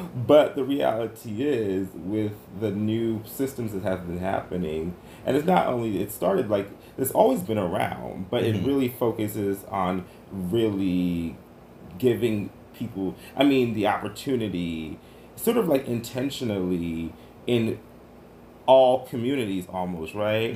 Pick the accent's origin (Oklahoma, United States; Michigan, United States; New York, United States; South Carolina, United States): New York, United States; New York City; Growing up in New York City and being here right now